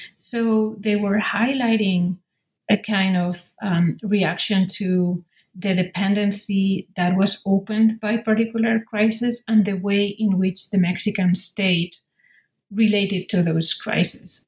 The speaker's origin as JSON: {"language": "English", "town": "Madrid", "region": "Community of Madrid", "country": "Spain", "tie": "born or raised there", "said": "born and raised in Madrid, in the capital of Spain"}